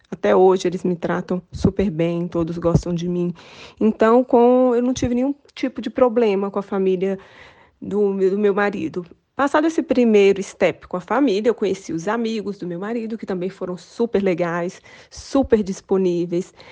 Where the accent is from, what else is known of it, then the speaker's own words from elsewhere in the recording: Brazil; moved away; é a minha experiência como brasileira aqui é positiva.